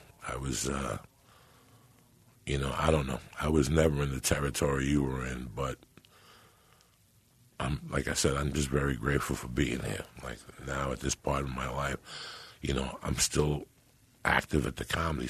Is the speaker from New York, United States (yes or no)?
yes; New York, United States; moved away as an adult; also born or lived in San Francisco; I saw more violence in 6 months in San Francisco in 1985 than I saw growing up in New York.